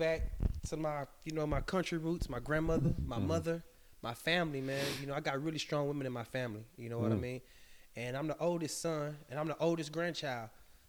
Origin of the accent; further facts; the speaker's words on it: Midland, Texas, United States; also born or lived in Houston, Texas; I was raised in Midland, Texas. I was born in Houston, Texas. But I was raised in Midland, Texas. So people don't know that I'm really a country boy. I was born in a city, but I'm a country boy.